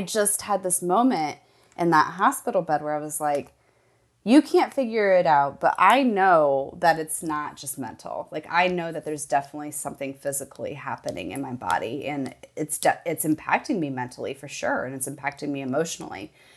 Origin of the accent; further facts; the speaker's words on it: Midwest, United States; I grew up in the Midwest, a child of the eighties